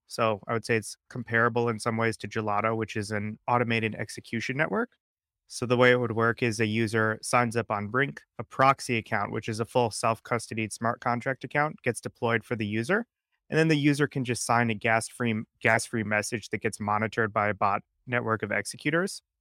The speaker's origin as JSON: {"language": "English", "region": "Connecticut", "country": "United States", "said": "We're both from Connecticut, similar area"}